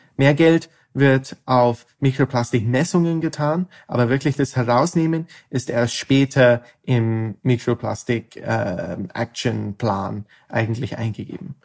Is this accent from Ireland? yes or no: yes; Ireland; moved away as an adult; now in Netherlands; Ich studiere Chemie in ähm, Holland, aber ich komme ursprünglich aus Irland